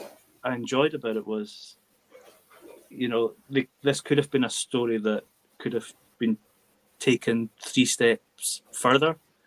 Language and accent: English; Scotland, United Kingdom; accent: Scottish lilting; my Scottish lilting accent